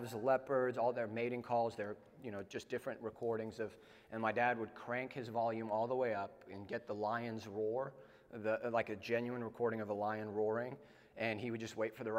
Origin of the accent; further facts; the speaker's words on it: South Africa; now in United States; I'm from South Africa.